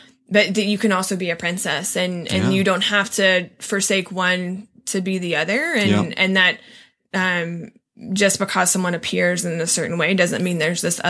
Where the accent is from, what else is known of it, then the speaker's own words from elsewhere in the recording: Blue Ridge Mountains of Virginia, United States; I grew up in the Blue Ridge Mountains of Virginia